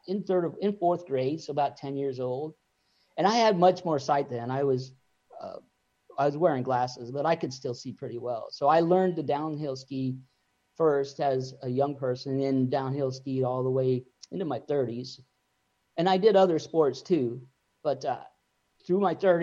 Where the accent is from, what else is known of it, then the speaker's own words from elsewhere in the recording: Juneau, Alaska, United States; I grew up in Juneau, Alaska, which is in Southeast Alaska.